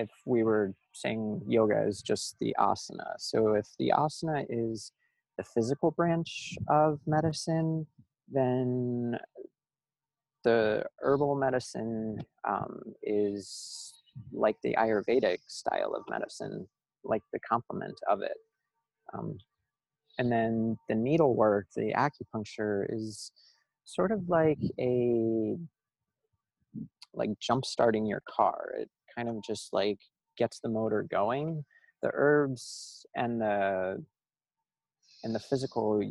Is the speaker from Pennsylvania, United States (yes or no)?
no; Miami, Florida, United States; also born or lived in Chicago; now in Los Angeles, United States; I'm from Miami